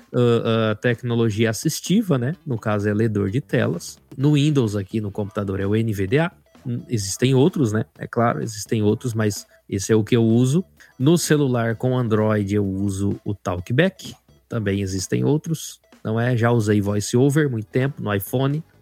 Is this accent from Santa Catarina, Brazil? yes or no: no; Rondonópolis, Mato Grosso, Brazil; born or raised there; also born or lived in Cascavel, Paraná